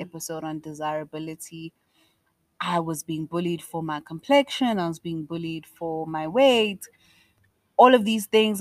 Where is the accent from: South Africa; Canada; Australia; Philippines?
South Africa; I was South African